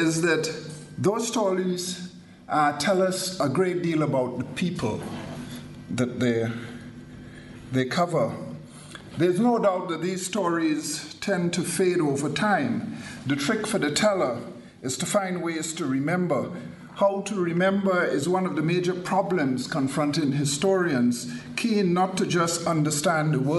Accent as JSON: {"language": "English", "country": "Trinidad & Tobago", "tie": "born or raised there", "moved": "yes", "said": "When I was a kid growing up in Trinidad"}